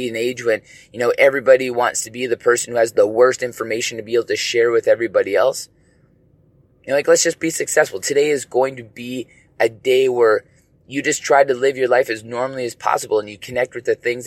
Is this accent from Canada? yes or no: yes; British Columbia, Canada; all of us as, you know, BC residents